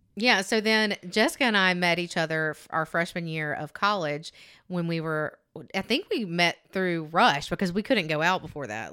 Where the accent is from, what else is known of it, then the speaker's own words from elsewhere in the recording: Alabama, United States; I'm thick and I'm from Alabama. This is what we